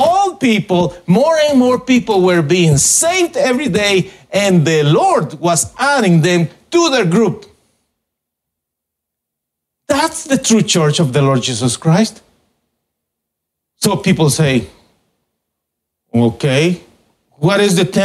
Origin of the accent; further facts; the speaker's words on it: Guatemala; moved away; I was born in Guatemala and I am the pastor